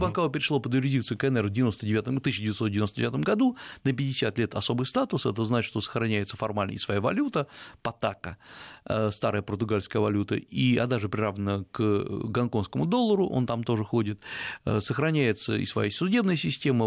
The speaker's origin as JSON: {"language": "Russian", "country": "Russia", "said": "я из России"}